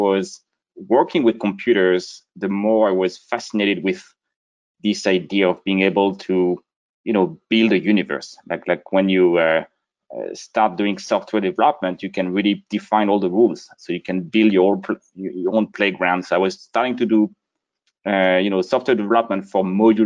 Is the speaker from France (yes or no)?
yes; Brittany, France; moved away; I grew up a small town in the northwest region of France called Brittany